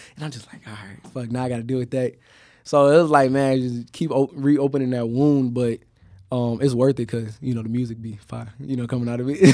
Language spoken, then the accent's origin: English; Chicago, Illinois, United States; moved away; also born or lived in Miami; I'm from Chicago